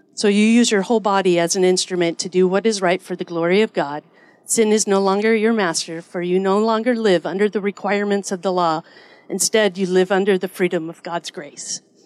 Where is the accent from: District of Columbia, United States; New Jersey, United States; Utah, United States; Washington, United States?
Washington, United States; Edmonds; I grew up in Edmonds here in Washington